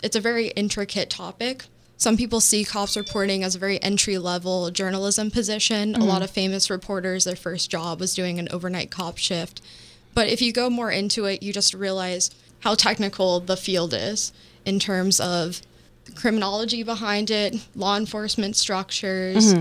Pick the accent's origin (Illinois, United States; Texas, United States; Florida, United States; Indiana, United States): Florida, United States; Sanford; I'm from Sanford, Florida, which is just outside of Orlando, about 30 minutes northeast.